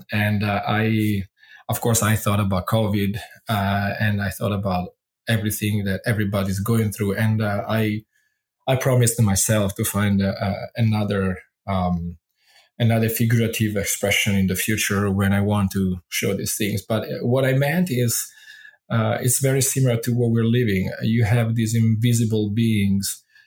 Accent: Italy; first language Italian; English is a second language; moved away as an adult; my thinking in Italian, being grown up with the language

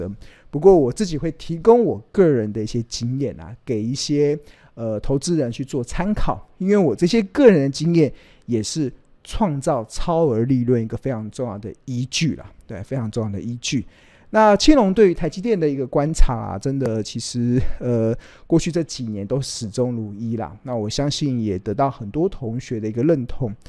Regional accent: Taiwan; 但是身为台湾人，我们哪里都跑不了，所以我不断的强强调，就是同岛一命嘛

